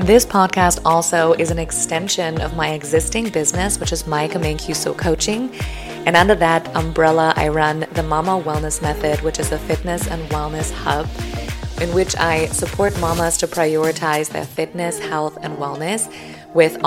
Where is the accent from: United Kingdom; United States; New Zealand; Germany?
Germany; English is a second language; moved away; I'm originally from Germany, so if you detect a hint of an accent or stumble over some of my words, that may be why